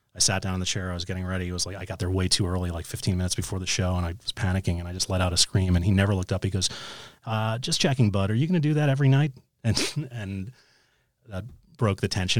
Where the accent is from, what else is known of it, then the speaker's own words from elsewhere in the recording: New York City, New York, United States; growing up in New York City